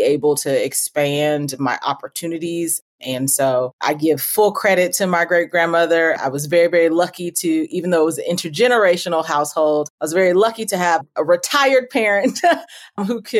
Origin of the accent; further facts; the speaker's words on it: Oakland, California, United States; moved away as an adult; also born or lived in Atlanta / Philadelphia; I am a proud Oakland, California native. I grew up in Oakland